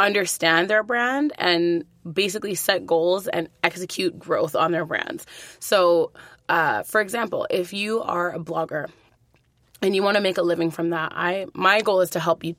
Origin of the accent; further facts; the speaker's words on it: Edmonton, Alberta, Canada; I'm from Edmonton originally